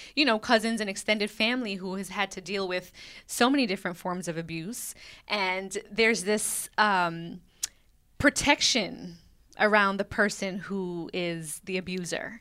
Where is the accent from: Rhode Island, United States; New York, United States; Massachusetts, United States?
New York, United States; New York City; growing up in Brooklyn